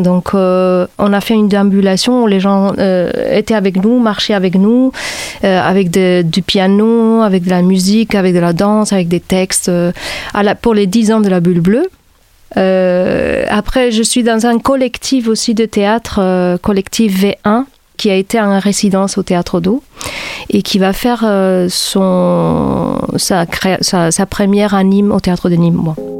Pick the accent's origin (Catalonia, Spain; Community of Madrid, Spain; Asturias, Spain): Catalonia, Spain; Barcelona; moved away as an adult; now in Montpellier, France; Je viens de Barcelone et je suis arrivée ici dans les années 2000